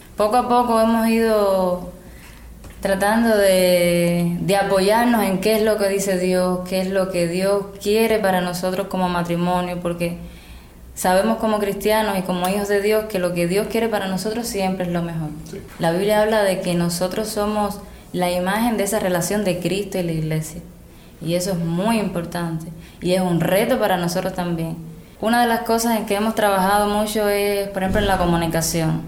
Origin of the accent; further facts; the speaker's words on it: Havana, Cuba; soy de La Habana